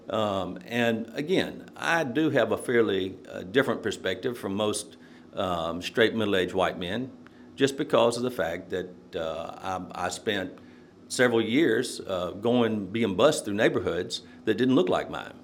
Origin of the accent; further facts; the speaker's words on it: Nashville, Tennessee, United States; growing up in Nashville, uh, it was a good experience